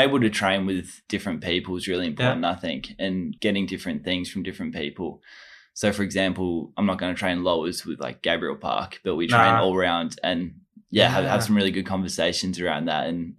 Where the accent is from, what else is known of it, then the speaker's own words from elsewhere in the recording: Tasmania, Australia; It was brilliant, actually. I really enjoyed my childhood. Very active kid. Really into football, or soccer, as we call it in Australia.